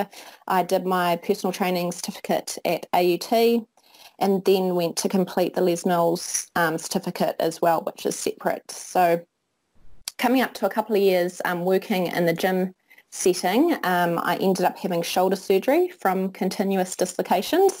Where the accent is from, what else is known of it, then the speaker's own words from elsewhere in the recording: Whanganui, Manawatū-Whanganui, New Zealand; also born or lived in Palmerston North / Ireland / Auckland; I grew up in Whanganui with my parents and my younger brother, and I finished high school in Whanganui